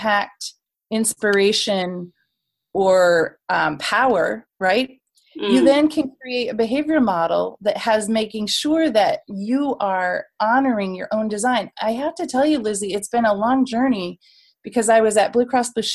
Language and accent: English; United States; as an American